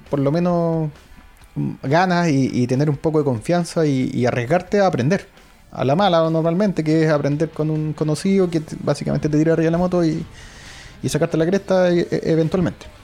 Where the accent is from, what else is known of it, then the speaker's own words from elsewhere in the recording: Santiago, Santiago Metropolitan, Chile; Igual somos santiaguinos.